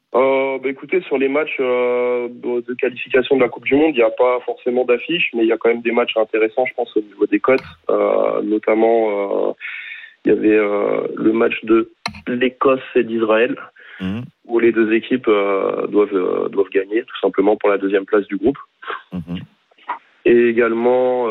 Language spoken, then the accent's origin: French; France; on est français